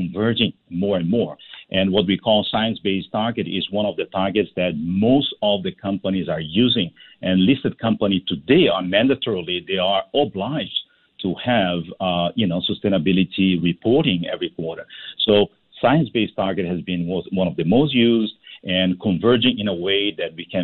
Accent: Singapore; as a Singaporean

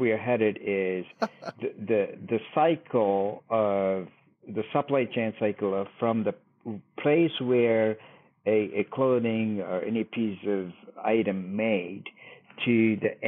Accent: India; now in Dallas, United States; my home country, India

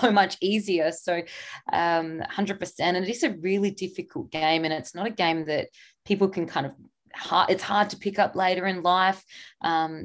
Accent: Barmera, Riverland, South Australia, Australia; I grew up in Bury in the Riverland.

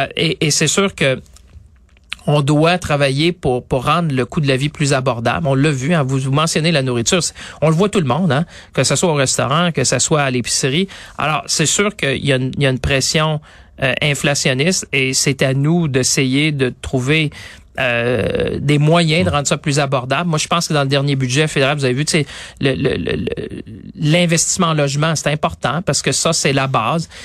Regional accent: Quebec, Canada; ici, chez nous, au Québec

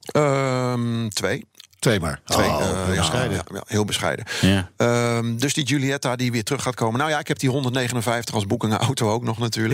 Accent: Rhenen, Utrecht, Netherlands; daar waar ik vandaan kom bij Renen

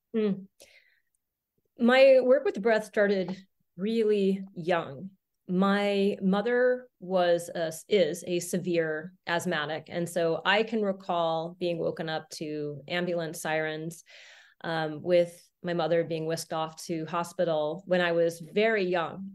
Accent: Santa Fe, New Mexico, United States; I grew up in Santa Fe, New Mexico, off the grid in the solar home.

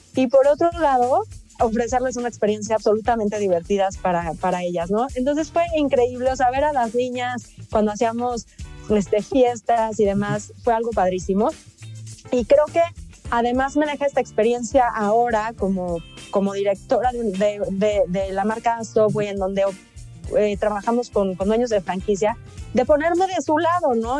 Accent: Mexico; somos mexicanos

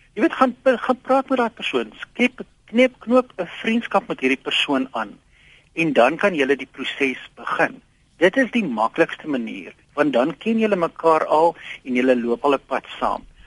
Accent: South Africa; ons as Suid-Afrikaners

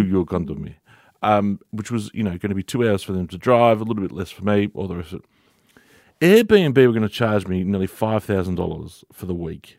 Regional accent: Victoria, Australia; moved away as an adult; now in Dubbo, Australia; to move from my home state of Victoria. Moved a thousand kilometres away to sunny Dubbo.

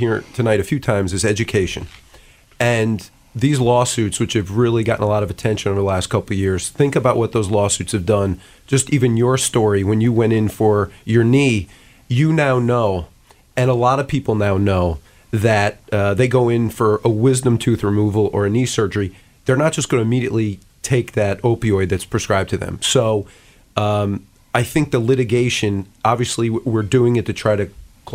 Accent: Scranton, Pennsylvania, United States; I come from the Scranton, Pennsylvania area, up in the northeast part of the state

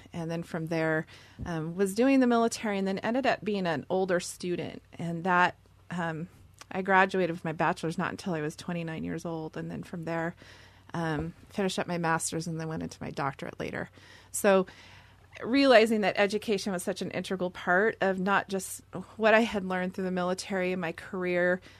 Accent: Seattle, Washington, United States; I'm from Seattle and born and raised there

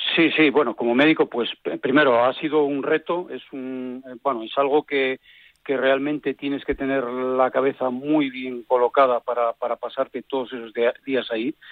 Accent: Villaviciosa, Asturias, Spain; now in Oviedo, Spain; soy natural de Villaviciosa, un pueblo que queda ah. un poco más cerca de Gijón que de Oviedo, pero estoy ahí y vivo en Oviedo

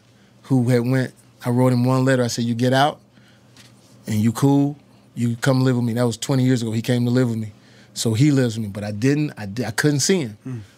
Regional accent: Texas, United States; I come from Texas. I come from the South.

